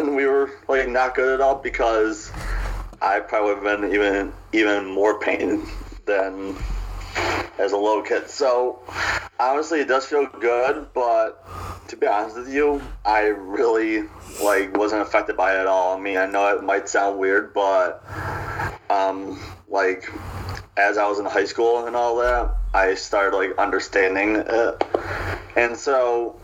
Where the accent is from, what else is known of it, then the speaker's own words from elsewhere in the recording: Buffalo, New York, United States; born and raised in Buffalo